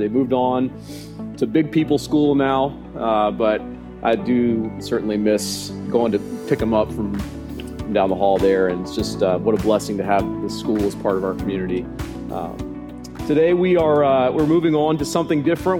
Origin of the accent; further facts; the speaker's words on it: United States; I'm an American citizen.